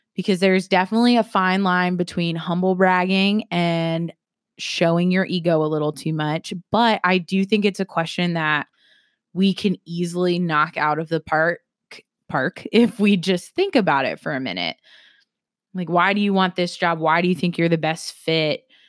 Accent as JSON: {"language": "English", "region": "South Carolina", "country": "United States", "said": "I am from South Carolina"}